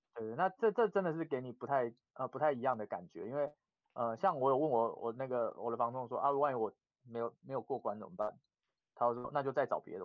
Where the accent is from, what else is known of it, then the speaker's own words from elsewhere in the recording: Taiwan; now in Japan; 我们是台湾人